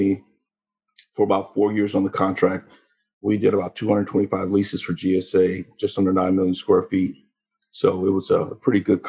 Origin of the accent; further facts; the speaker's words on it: Dallas, Texas, United States; now in Washington, D.C., United States; Originally, I'm from Dallas, Texas. That's where I went to high school, Skyline High School.